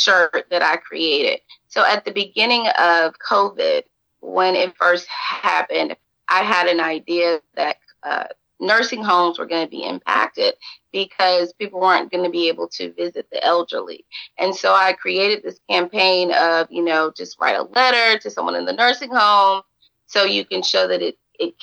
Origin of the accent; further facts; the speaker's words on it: Atlanta, Georgia, United States; also born or lived in Albany, Georgia / Savannah, Georgia; So DeKalb County truly to me is where I grew up